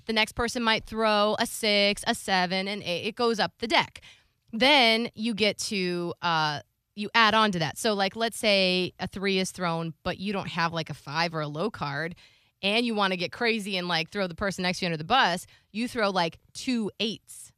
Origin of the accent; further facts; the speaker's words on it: Florida, United States; I'm from Florida.